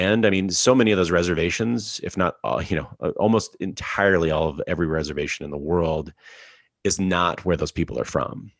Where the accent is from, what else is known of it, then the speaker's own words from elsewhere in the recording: Alberta, Canada; I grew up in Alberta